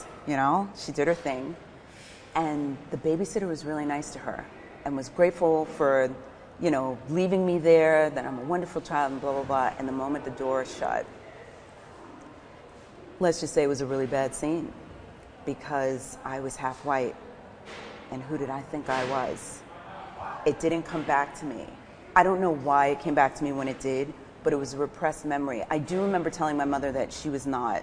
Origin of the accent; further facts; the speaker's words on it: New York City, New York, United States; accent: New York; moved away as an adult; now in Portugal; Growing up in New York